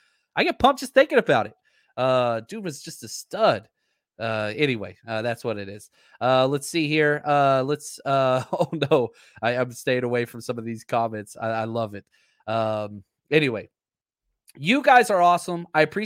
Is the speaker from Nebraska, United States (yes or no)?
no; Dallas, Texas, United States; I had growing up in Dallas, Fort Worth, and I had a stepdad I didn't like, and he was a diehard Cowboys fan.